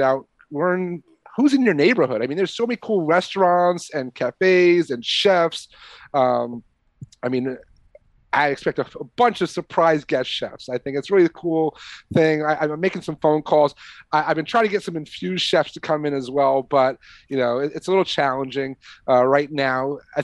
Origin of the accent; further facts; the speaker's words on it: New York, United States; moved away; also born or lived in Catskills; growing up in New York as a kid